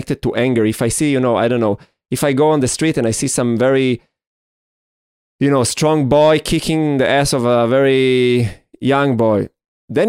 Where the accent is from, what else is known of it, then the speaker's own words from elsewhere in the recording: Israel; we grew up in Israel. We have this Jewish heritage